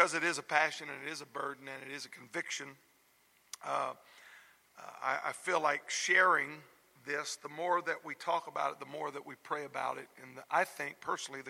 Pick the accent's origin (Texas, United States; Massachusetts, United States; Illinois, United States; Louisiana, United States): Louisiana, United States; South; moved away; I was raised in South Louisiana in the home of godly parents